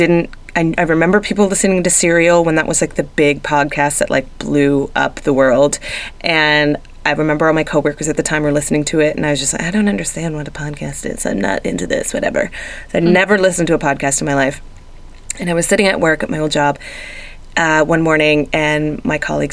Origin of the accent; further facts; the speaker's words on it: Toronto, Ontario, Canada; moved away; it's in my hometown